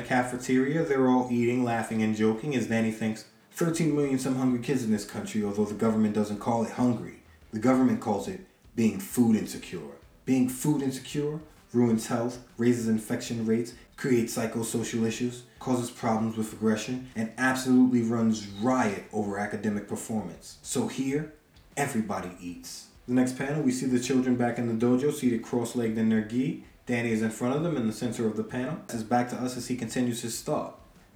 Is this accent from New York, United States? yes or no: yes; New York City, New York, United States; Growing up in Brooklyn, I was a member of the Boys and Girls Club